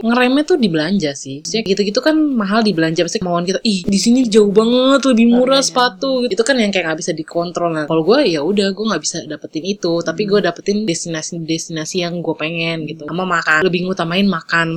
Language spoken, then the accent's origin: Indonesian; Jakarta, Indonesia; saya dari Jakarta